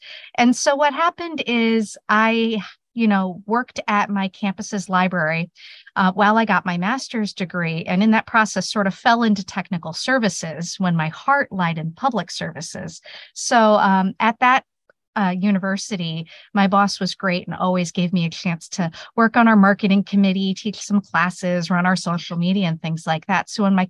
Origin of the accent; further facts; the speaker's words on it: South Bend, Indiana, United States; I was actually born in Indiana, so close.